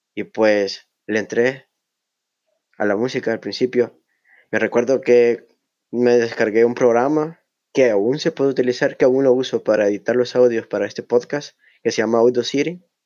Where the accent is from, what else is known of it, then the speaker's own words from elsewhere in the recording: El Salvador; Soy del Salvador.